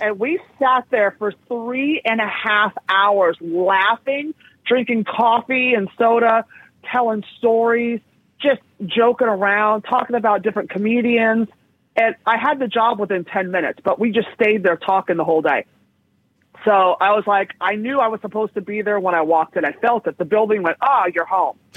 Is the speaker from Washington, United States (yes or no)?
no; San Francisco, California, United States; also born or lived in West Hollywood / Hell's Kitchen, New York; now in New York, United States; I grew up in San Francisco